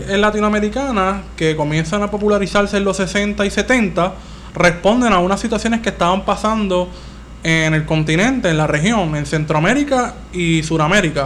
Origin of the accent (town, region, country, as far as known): Puerto Rico